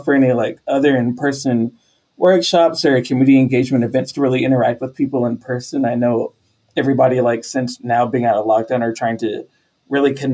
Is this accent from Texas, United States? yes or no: yes; Texas, United States; I'm from Texas